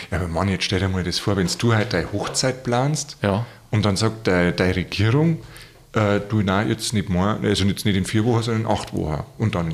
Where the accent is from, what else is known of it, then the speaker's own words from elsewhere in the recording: Bavaria, Germany; Da habe ich als Bub, ich komme da aus der Gegend.